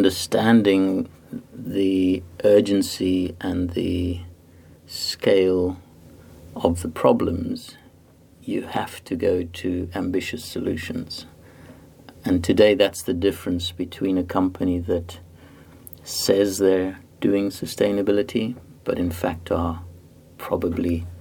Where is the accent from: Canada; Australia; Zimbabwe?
Zimbabwe; also born or lived in South Africa / Cambridge, United Kingdom; now in Antwerp, Belgium; And I was born in Africa, in Zimbabwe. I grew up there, and then South Africa.